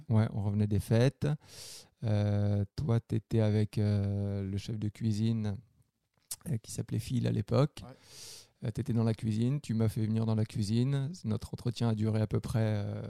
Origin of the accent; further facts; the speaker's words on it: France; moved away as an adult; now in Quebec, Canada; je viens de la France. je suis arrivé au Québec en 2012.